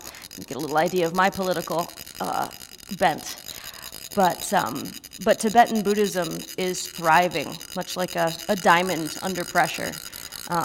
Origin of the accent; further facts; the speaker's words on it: United States; as an American Christian pastor and a white person